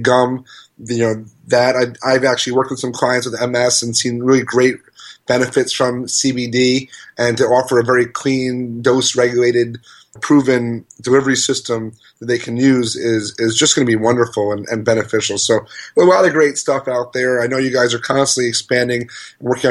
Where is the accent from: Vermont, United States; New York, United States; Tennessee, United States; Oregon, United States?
New York, United States; I'm a New Yorker